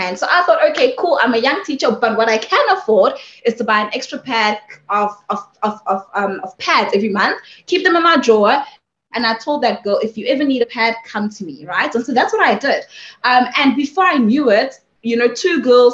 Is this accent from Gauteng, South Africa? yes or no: yes; Sebokeng, Gauteng, South Africa; I was born and raised in Sibukeng